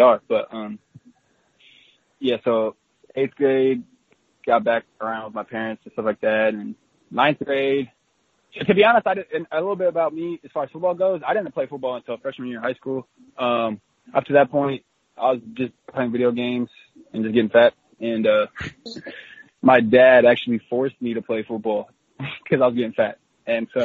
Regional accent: Orem, Utah, United States; moved away as an adult; now in Seattle, United States; I was born in Orem, Utah, which is 5 minutes from Provo, and then just moved five feet from there and then lived there until I was 18

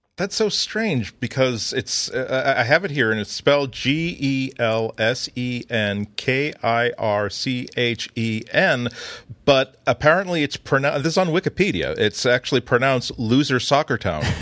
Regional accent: United States; I'm an American

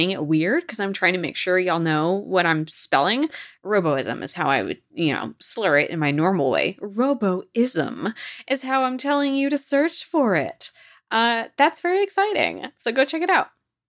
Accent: Washington, United States; Because I'm from Washington State, you know I'm a Krispy Kreme gal.

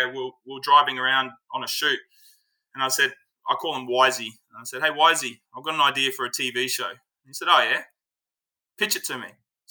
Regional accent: Cape Town, Western Cape, South Africa; I'm South African. I was born in Cape Town. I grew up in South Africa.

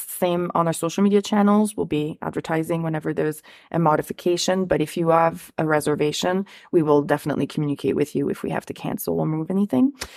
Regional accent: Ottawa, Ontario, Canada; I'm from Ottawa

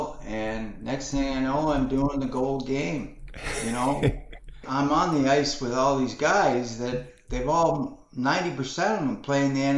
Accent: Canada; working in Canada, my home country

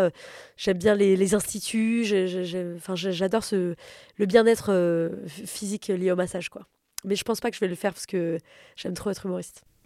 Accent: Paris, Île-de-France, France; j'ai grandi à Paris, dans un appartement assez grand, de classe moyenne supérieure

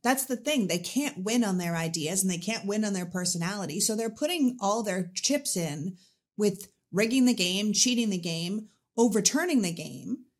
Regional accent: Canada; now in United States; I was Anglican growing up 'cause I'm Canadian.

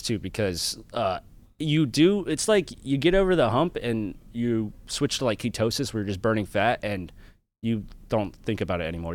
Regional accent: Florence, Kentucky, United States; I grew up in a, a town, like, Florence, Kentucky. It's about twenty miles south of Cincinnati, Ohio

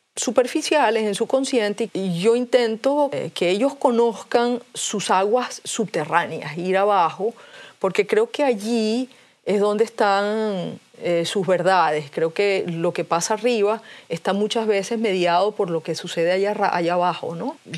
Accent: Venezuela; yo soy venezolana y vivo en Venezuela

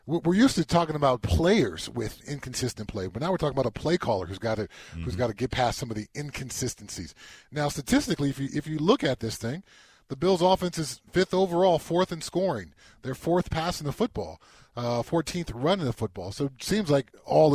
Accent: Southern California, United States; Growing up in Southern California

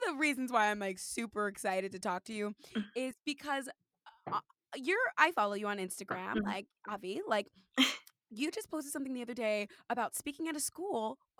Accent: California, United States; now in New York City, United States; I'm from California and where I'm from, like bubble, where I went to school, bubble, in New York, bubble.

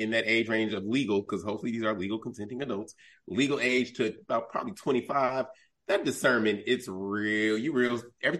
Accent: Chicago, Illinois, United States; I'm from Chicago.

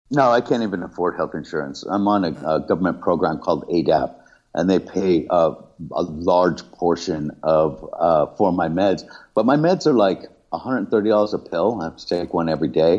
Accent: Los Angeles, California, United States; also born or lived in Ireland; I grew up surfing in Southern California, in LA, in Orange County

